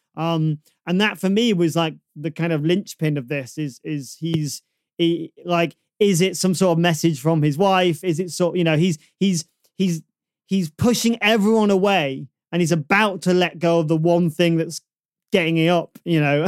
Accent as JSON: {"language": "English", "town": "Manchester", "region": "North West England", "country": "United Kingdom", "tie": "born or raised there", "said": "I, I grew up in Burnage"}